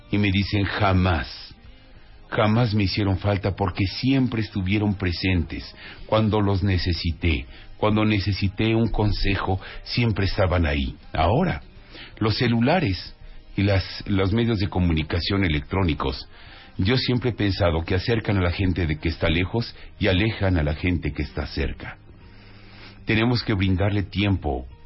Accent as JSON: {"language": "Spanish", "country": "Mexico", "said": "Ahí demostramos como mexicanos que sabemos acariciar."}